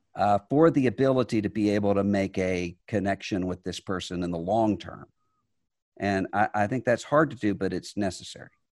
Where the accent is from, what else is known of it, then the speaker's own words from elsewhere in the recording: Mississippi, United States; I was from Mississippi